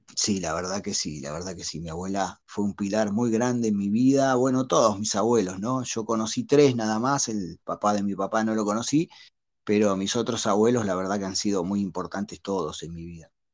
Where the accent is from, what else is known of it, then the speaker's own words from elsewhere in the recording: La Plata, Buenos Aires Province, Argentina; moved away as an adult; now in Monterrey, Mexico; yo soy nacido y criado hasta los 28 años ahí en la ciudad de La Plata, que viene siendo la capital de la provincia de Buenos Aires